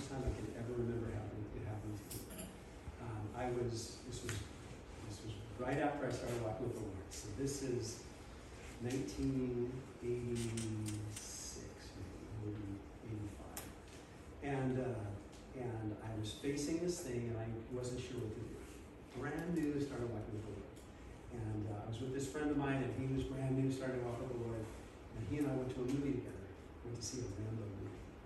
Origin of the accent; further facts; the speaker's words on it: Southern California, United States; moved away; I grew up in Southern California on the beach